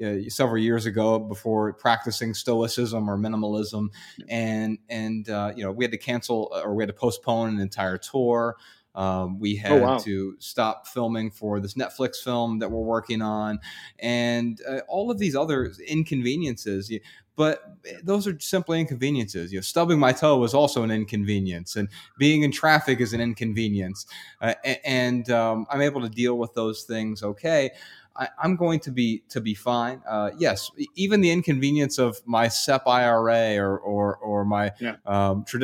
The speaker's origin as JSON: {"language": "English", "town": "Dayton", "region": "Ohio", "country": "United States", "said": "I'm from Dayton, Ohio"}